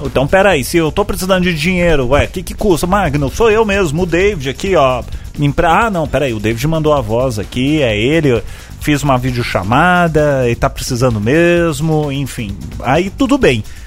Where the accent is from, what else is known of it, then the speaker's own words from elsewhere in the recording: Brazil; pensando como, como brasileiro